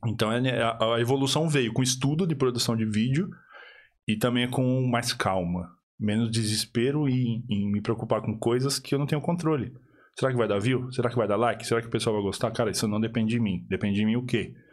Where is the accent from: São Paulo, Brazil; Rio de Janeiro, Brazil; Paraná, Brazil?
São Paulo, Brazil; moved away as an adult; now in Ireland; Eu sou de São Paulo